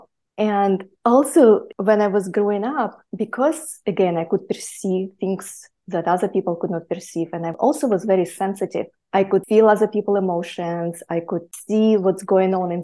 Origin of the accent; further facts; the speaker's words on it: Siberia, Russia; moved away; also born or lived in near Mongolia; I was actually born near Mongolia, and I grew up in Siberia.